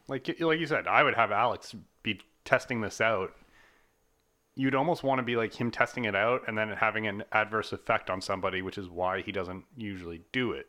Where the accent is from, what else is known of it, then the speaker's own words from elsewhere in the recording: Canada; we're Canadian